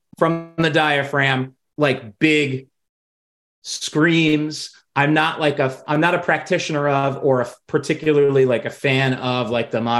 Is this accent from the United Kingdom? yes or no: no; New York, United States; growing up in New York, we had access to Seton Hall's pirate radio